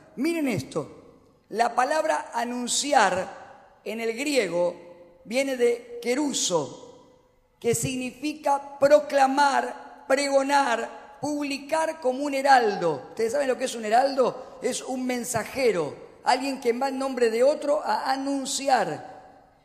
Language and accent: Spanish; Argentina; como los argentinos